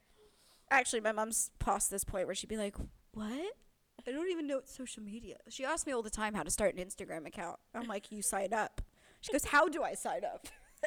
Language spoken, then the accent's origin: English; United Kingdom; I can't do a diaper situation or even act like a baby because I am too British, too refined.